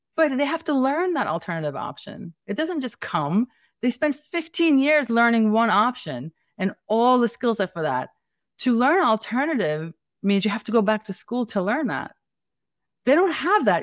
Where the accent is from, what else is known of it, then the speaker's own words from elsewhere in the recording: New York City, New York, United States; accent: Brooklyn, Staten Island, New York City; I'm Staten Island, you know, this is the Brooklyn, Staten Island, New York City kind of accent